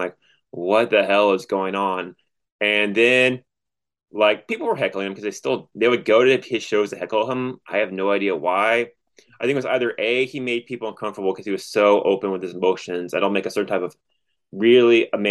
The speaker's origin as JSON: {"language": "English", "town": "Orlando", "region": "Florida", "country": "United States", "also_born_or_lived": "Columbia, Missouri", "said": "I'm from Orlando, Florida, and went to college in Columbia, Missouri"}